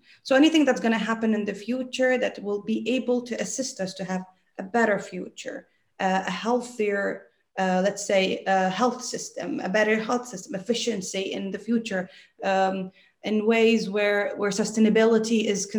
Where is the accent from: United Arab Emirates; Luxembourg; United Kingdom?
United Arab Emirates; Dubai; born there; I'm a very simple person. I was born in Dubai.